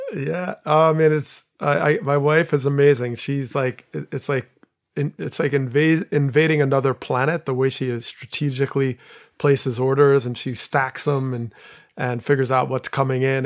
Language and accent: English; Teaneck, New Jersey, United States; moved away; my hometown was, you know, in, in a very intense spot for a while in Teaneck, New Jersey